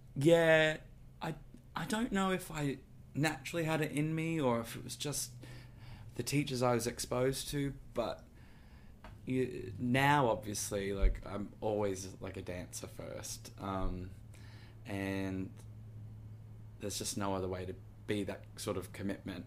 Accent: Gold Coast, Queensland, Australia; now in New York, United States; I'm from Queensland, and I ended up getting bust down to the Gold Coast where I'm from. So mum was 10 minutes away

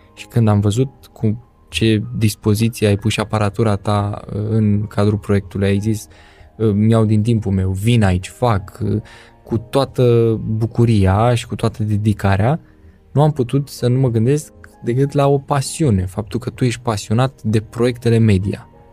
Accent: Craiova, Dolj, Romania; Am copilărit împreună în Craiova

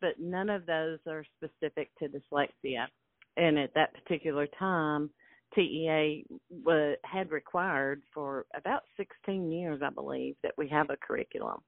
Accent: Tyler, Texas, United States; moved away as an adult; also born or lived in Lufkin, Texas; now in Marshall, United States; Glenn and I both grew up in Tyler

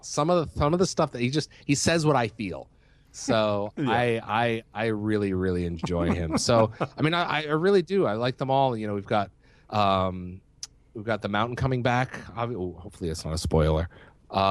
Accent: New England, United States; now in West Coast, United States; I'm from the East Coast. I'm from New England, and I always have been considered myself. I will always consider myself an East Coaster.

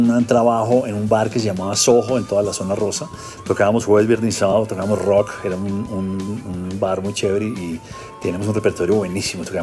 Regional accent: Bogotá, Colombia; Yo siendo bogotano y habiendo tenido la influencia de mi hermano, eh, escuchando rock, sobre todo rock inglés de los 70

